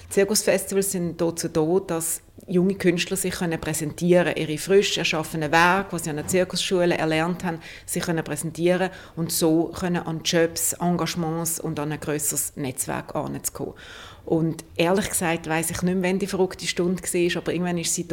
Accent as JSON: {"language": "German", "town": "Basel", "region": "Basel-Stadt", "country": "Switzerland", "tie": "born or raised there", "said": "ich bin auf dem Bodenholz aufgewachsen, im, im Quartierzirkus Bodenholz"}